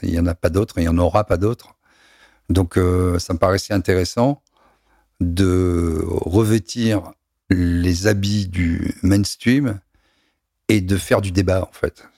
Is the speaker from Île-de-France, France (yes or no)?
no; Toulon, Provence-Alpes-Côte d'Azur, France; je suis né à Toulon